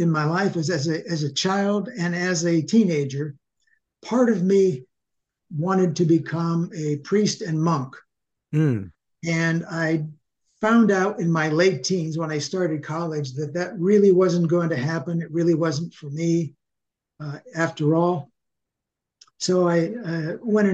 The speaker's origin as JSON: {"language": "English", "town": "Sharon", "region": "Pennsylvania", "country": "United States", "tie": "born or raised there", "also_born_or_lived": "Minnesota", "moved": "yes", "lives_now": "Ocala, United States", "said": "I was born in Sharon, Pennsylvania, 1945, which makes me 77 now"}